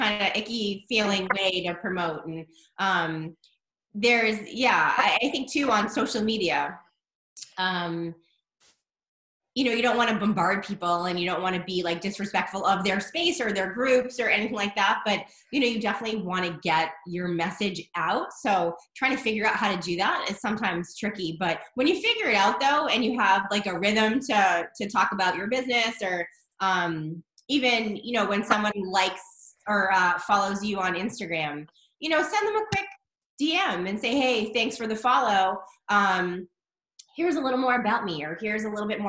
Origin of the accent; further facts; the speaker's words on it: Boston, Massachusetts, United States; I'm from Boston, the Boston area.